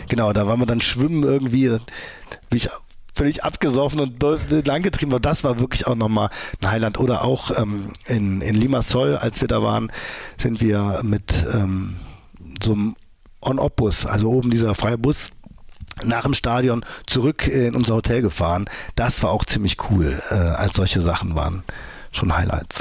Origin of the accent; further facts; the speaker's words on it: Mönchengladbach, North Rhine-Westphalia, Germany; Und wir haben bei uns in Mönchengladbach Fußball gespielt. Da war ich so 17 oder so